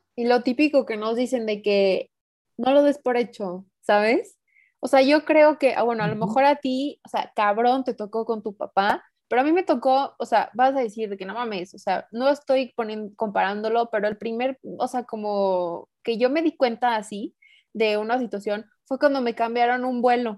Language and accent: Spanish; Mexico; also born or lived in San Luis Potosí; yo vivo en San Luis, yo soy mexicana